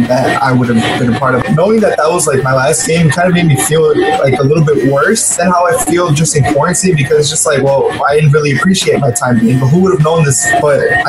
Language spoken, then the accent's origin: English; Waukegan, Illinois, United States; now in Chicago, United States; my hometown school where I was born, in Waukegan